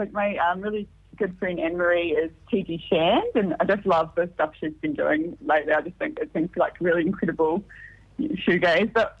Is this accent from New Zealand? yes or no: yes; Christchurch, Canterbury, New Zealand; now in Melbourne, Australia; I'm from Christchurch.